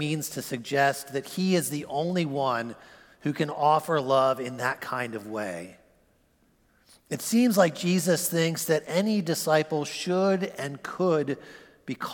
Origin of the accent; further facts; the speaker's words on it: United States; As American Christians